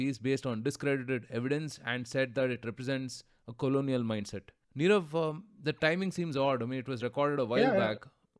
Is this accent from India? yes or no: yes; India; really left me with a sense of gratitude and a sense of pride for the fact that I'm an Indian.